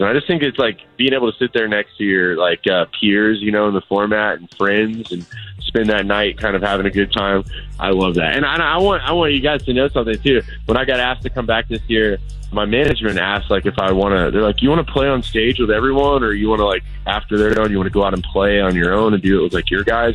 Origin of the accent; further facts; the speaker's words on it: Florida, United States; moved away; come back home to my home state of Florida